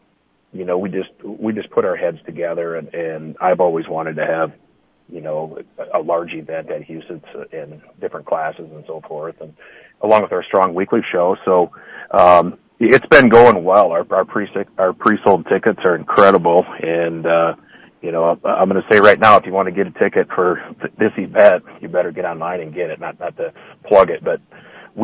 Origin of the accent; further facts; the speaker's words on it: Windom, Minnesota, United States; I grew up in Windham, Minnesota